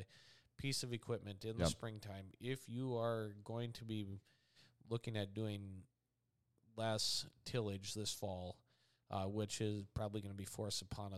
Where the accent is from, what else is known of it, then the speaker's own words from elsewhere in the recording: North Dakota, United States; For the area I grew up at in Dickey County, North Dakota, for early 2000s, guys were really trying to get into minimum till situations